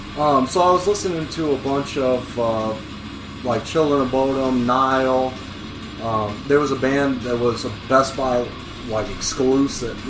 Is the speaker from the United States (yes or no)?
yes; Quad Cities, United States; also born or lived in Carbondale, Illinois; I was moving from Carbondale to uh, back home to the Quad Cities